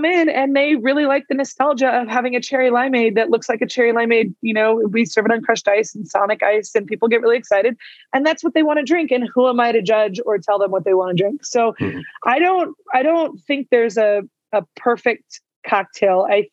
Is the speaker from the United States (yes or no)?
yes; California, United States; now in Albuquerque, United States; I grew up in California.